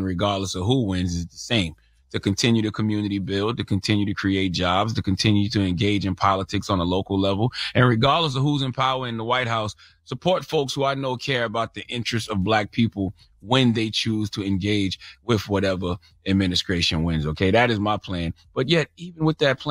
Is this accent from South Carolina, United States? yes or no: yes; South Carolina, United States; I'm from South Carolina, born and raised.